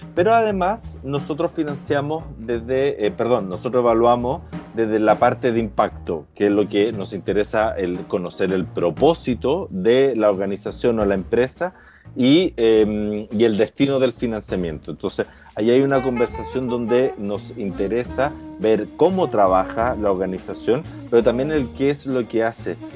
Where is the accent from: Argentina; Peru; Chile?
Chile; los chilenos, las empresas y las personas estamos endeudados